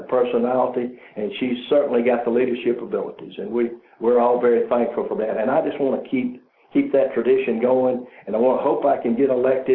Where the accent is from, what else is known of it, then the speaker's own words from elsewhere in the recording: Georgia, United States; also born or lived in Moultrie, Georgia; I'm from Georgia